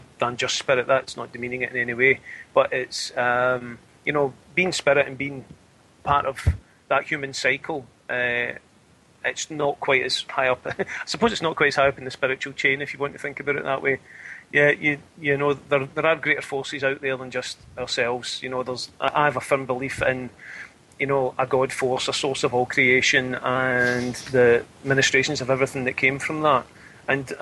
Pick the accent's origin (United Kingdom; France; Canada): United Kingdom; Scotland; I'm Scottish